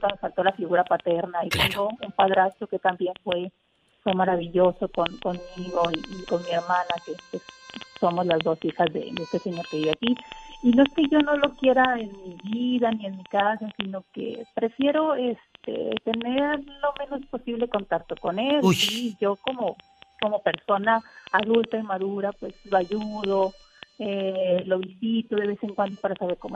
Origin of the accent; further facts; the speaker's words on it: Bacobampo, Sonora, Mexico; porque yo no soy de Nogales, eh, soy de, de, allá, de un pueblito muy bonito, al sur del estado.